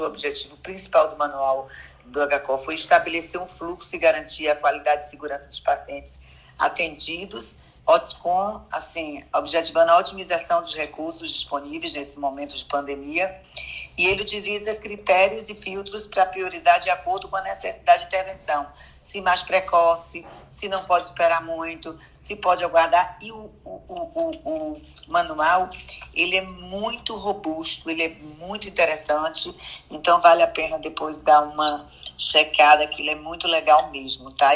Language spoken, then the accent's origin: Portuguese; Salvador, Bahia, Brazil; also born or lived in Petrolina, Pernambuco; Eu nasci em Pernambuco, Petrolina, mas vim aqui para Bahia